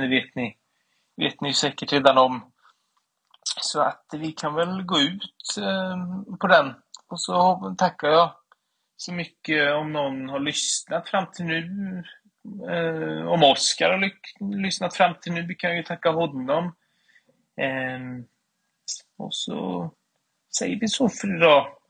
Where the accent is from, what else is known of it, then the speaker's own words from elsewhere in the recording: Sweden; jag är från Svea rike